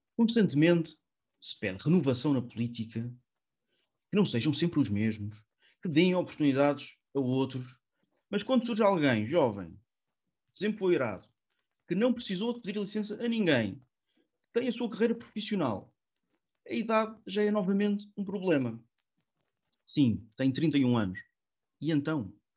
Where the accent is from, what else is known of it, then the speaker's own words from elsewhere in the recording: Barreiro, Setúbal, Portugal; minha terra